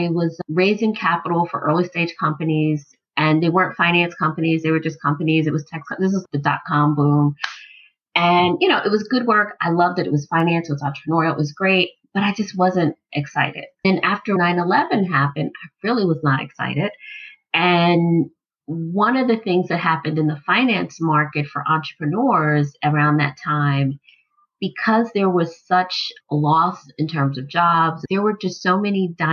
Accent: Philadelphia, Pennsylvania, United States; I grew up in Philly

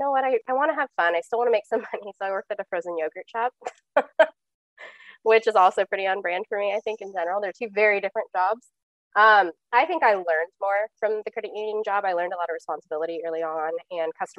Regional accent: West Coast, United States; moved away as an adult; also born or lived in Omaha, Nebraska; now in Kansas City, United States; I am originally from the West Coast

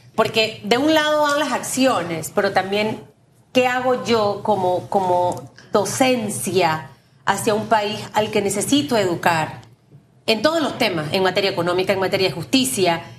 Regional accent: Panama; como panameños

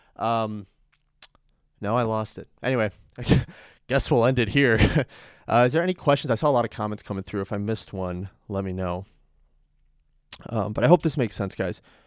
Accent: Chicago, Illinois, United States; I'm from North Side Chicago

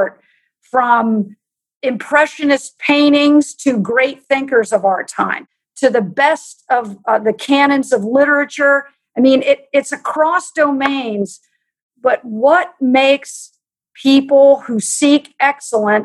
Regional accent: United States; I grew up in Amish country

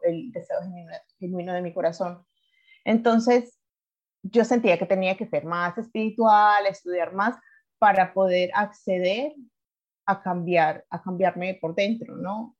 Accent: Colombia; moved away as an adult; also born or lived in Ireland; now in Alicante, Spain; yo soy colombiana, de siete años estoy viviendo en Europa

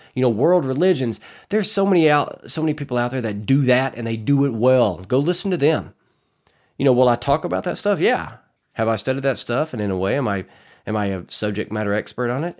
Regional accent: Arkansas Delta, United States; I'm from Arkansas, born and raised in the Arkansas Delta.

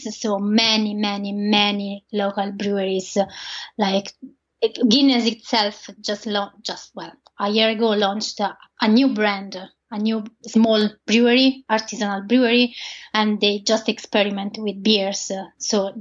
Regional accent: Italy; English is a second language; moved away as an adult; now in Ireland; all my Italian recipes

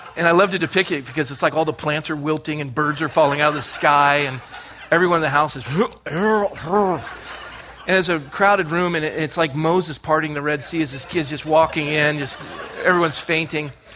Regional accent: Scotland, United Kingdom; I'm Scottish

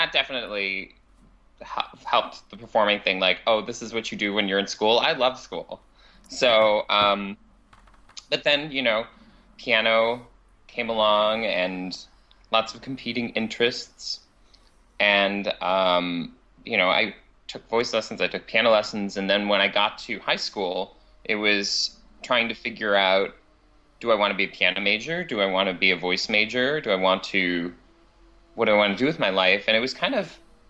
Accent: Cheektowaga, New York, United States; now in New York City, United States; I'm from Cheektowaga, New York, land of the crabapple

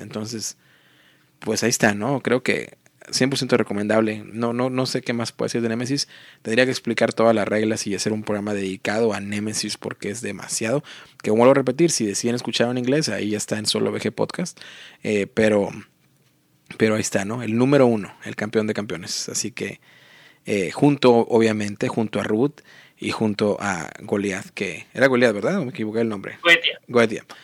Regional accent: Matamoros, Tamaulipas, Mexico; moved away; a mi ciudad natal, que es Matamoros, Tamaulipas

